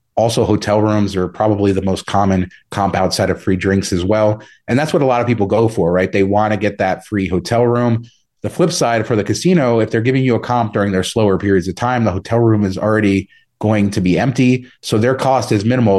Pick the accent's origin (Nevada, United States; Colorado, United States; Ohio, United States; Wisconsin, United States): Nevada, United States; Las Vegas; also born or lived in Southern California; I moved to Vegas in nineteen ninety-three when I was a kid and kinda grew up here